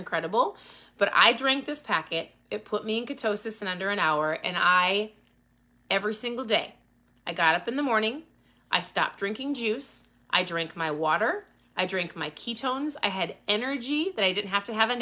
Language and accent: English; Minnesota, United States; I'm from Minnesota